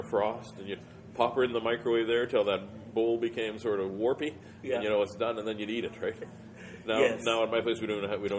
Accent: Winnipeg, Manitoba, Canada; That's where I'm from

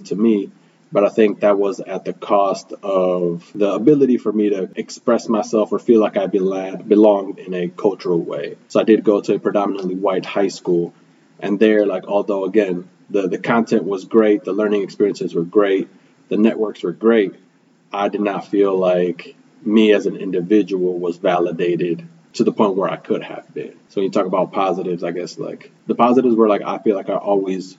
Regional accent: Milwaukee, Wisconsin, United States; first language Spanish; English is a second language; I was born and raised here in Milwaukee, Wisconsin

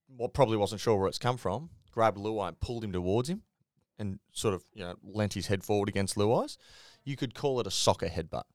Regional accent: Queensland, Australia; I'm a Queenslander

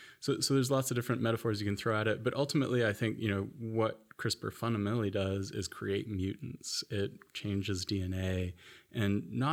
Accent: Florida, United States; accent: American; also born or lived in Tennessee / Ohio / Washington, D.C.; So I grew up in Florida, sort of the Sunshine State, the beautiful beach part of the U.S.

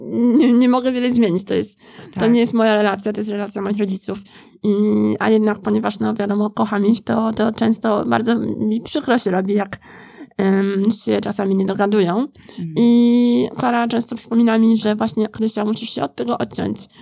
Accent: Poland; moved away as an adult; also born or lived in Scotland; wyjechałam e, z Polski na studia do Szkocji

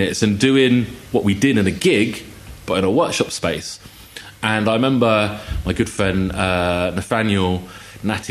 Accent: United Kingdom; as someone who throughout my kind of journey growing up always identified more as British than I did Chinese

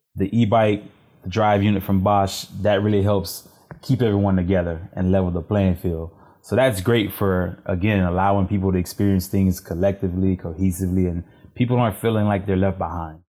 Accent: Cheneyville, Louisiana, United States; moved away as an adult; also born or lived in Washington, D.C.; now in Houston, United States; I'm originally from Louisiana, uh, rural Louisiana, a small town called Cheneyville

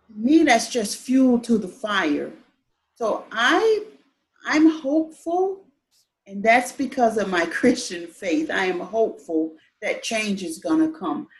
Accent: Florida, United States; moved away as an adult; also born or lived in Colorado Springs, Colorado; now in Utah, United States; I'm originally from Florida. I joined the military, been all over a little bit

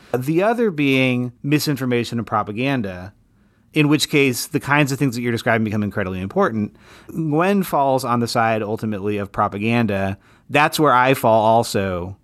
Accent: Utah, United States; moved away; I grew up in Utah, and I miss the Southwest every day still

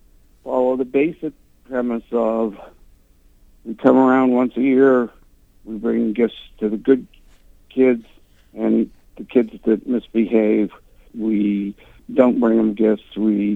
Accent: Utah, United States; I grew up in Utah in a Catholic family

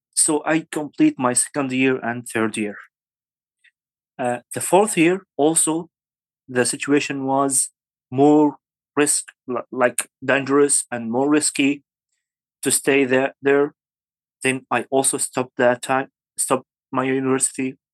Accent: Syria; English is a second language; moved away as an adult; also born or lived in Aleppo, Syria; now in Kurdistan Region, Iraq; I'm from Syria

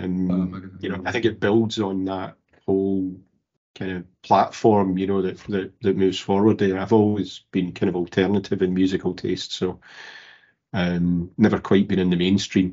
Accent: Glasgow, Scotland, United Kingdom; I'm from Govan in Glasgow. Early life, classic, working class family. Govan's not exactly the posh end of Glasgow, so free dinners at school.

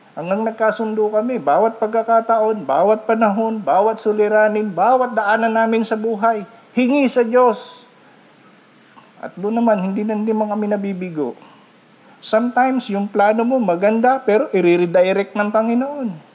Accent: Philippines

